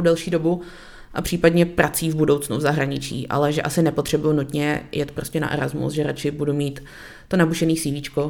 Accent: Czechia; celý oddělení je vlastně složený z Čechů, protože jsme experti

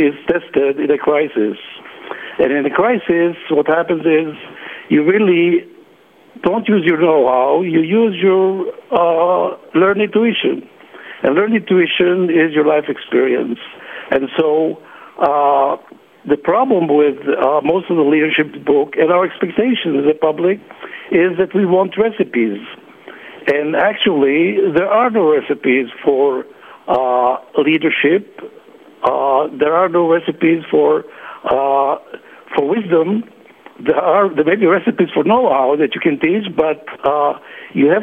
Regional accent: Israel; also born or lived in Netherlands / Berkeley, United States; I was born in Holland and was what is called a Holocaust child. I learned a lot from survival in Holland about survival. Then I came to Israel when I was in my about 10 years old

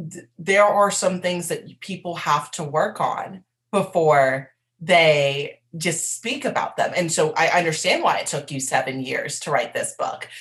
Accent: East Coast, United States; I grew up on the East Coast

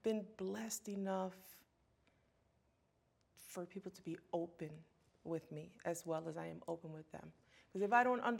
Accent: United States; some people think that I'm not born here.

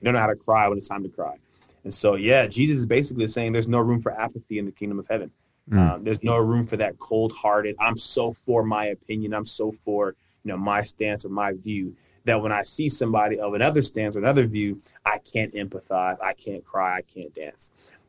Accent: Mississippi, United States; also born or lived in California; I was born in California, but I grew up in Mississippi. So again, vastly different spaces, vastly different experiences. And so my California family thinks I have a Southern accent. My Southern family thinks I have a California accent.

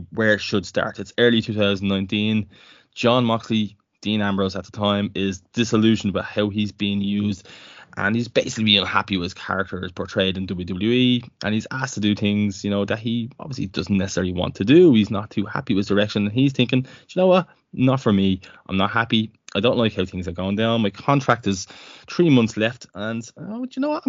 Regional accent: Ireland; being an Irishman

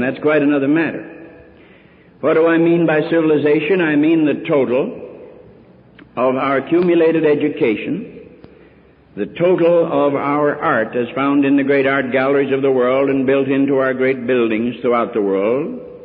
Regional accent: United States; I'm an American Christian

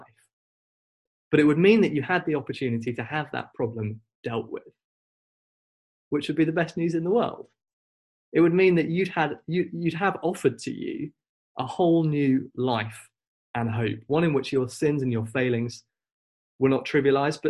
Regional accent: Wolverhampton, West Midlands, United Kingdom; I grew up in Wolverhampton, where my family

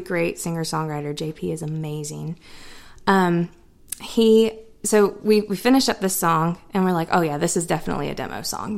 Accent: North Carolina, United States; All of North Carolina is all of our hometowns because yeah. we've all we all have family and friends in different places, and I feel like I grew up in all of them.

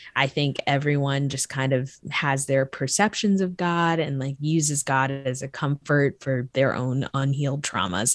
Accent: Florida, United States; I grew up in Florida

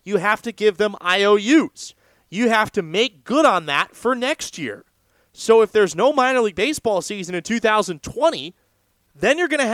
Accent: California, United States; my home state

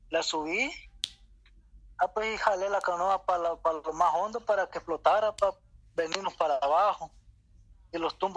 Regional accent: Guatemala; now in El Salvador; De Guatemala.

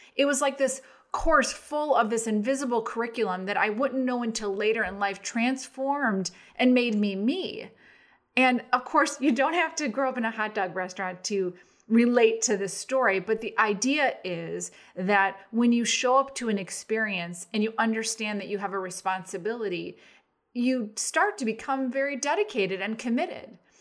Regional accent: Arlington Heights, Illinois, United States; we grew up in Arlington Heights

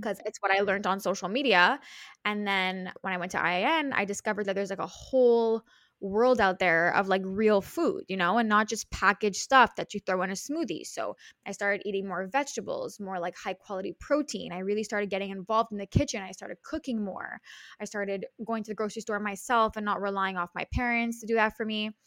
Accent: Montreal, Quebec, Canada; I'm from Montreal, which is in Canada, in Quebec

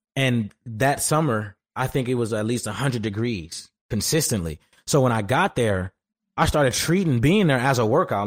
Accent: Detroit, Michigan, United States; moved away as an adult; also born or lived in Los Angeles / Houston; back home at Detroit

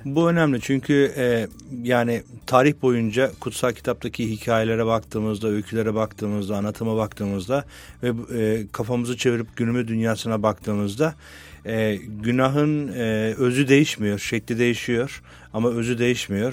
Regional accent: Adana, Turkey; moved away; ben Adanalıyım aslen.

